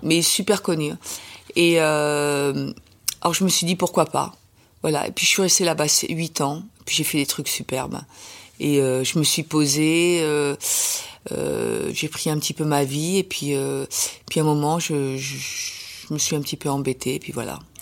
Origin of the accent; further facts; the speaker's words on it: France; je suis française